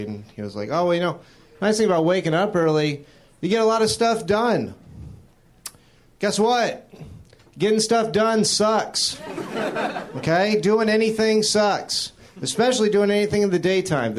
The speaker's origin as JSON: {"language": "English", "town": "Jacksonville", "region": "Florida", "country": "United States", "moved": "yes", "said": "I'm originally from Florida"}